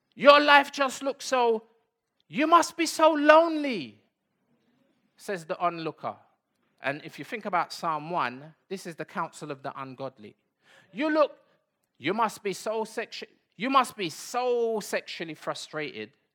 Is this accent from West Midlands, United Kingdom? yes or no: no; London, United Kingdom; also born or lived in Bedford / Saint Anne's; we came back to London. I was born in Bedford, but we never went back to Bedford.